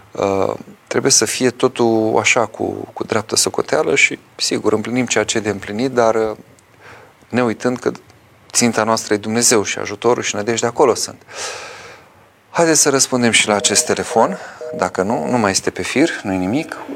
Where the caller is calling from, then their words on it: Constanța, Constanța County, Romania; Părinte, sunt din Constanța.